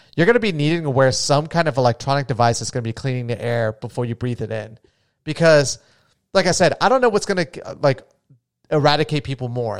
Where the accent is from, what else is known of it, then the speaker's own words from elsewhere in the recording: New Smyrna Beach, Florida, United States; where I grew up is essentially on a little island, too. And, I mean, my hometown is gone